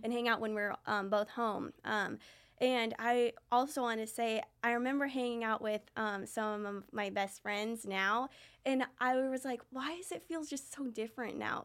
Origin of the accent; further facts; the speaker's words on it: Lee's Summit, Missouri, United States; also born or lived in Raymore; we grew up in Lee Summit and Raymore